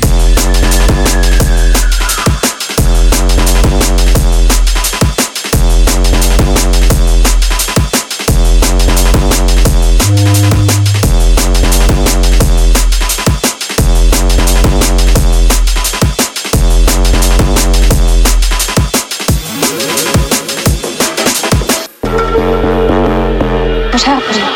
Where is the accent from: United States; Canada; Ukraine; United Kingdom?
Canada; Toronto, Ontario; I'm from Toronto